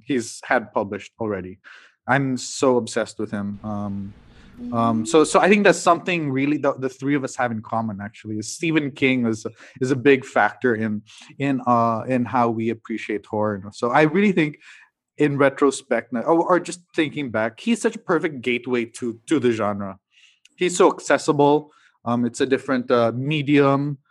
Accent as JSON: {"language": "English", "town": "Cagayan de Oro", "region": "Northern Mindanao", "country": "Philippines", "tie": "born or raised there", "said": "I grew up in Mindanao, in Cagayan de Oro"}